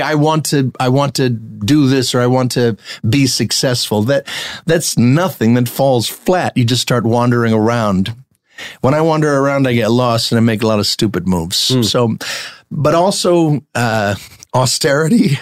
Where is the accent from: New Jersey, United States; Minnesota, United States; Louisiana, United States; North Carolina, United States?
New Jersey, United States; moved away; also born or lived in New York; I grew up in New Jersey